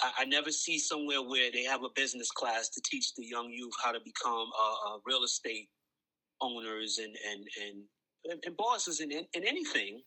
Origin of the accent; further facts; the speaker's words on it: New York City, New York, United States; I'm from Coney Island